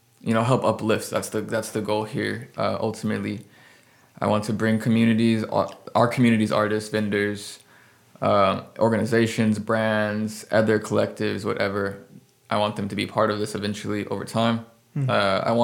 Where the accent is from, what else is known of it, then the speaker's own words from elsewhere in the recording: San Antonio, Texas, United States; I moved here when I was 8. I grew up in San Antonio. I still consider myself a Texan.